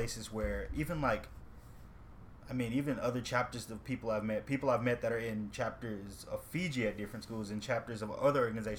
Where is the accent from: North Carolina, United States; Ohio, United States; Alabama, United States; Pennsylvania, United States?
Alabama, United States; I grew up in Alabama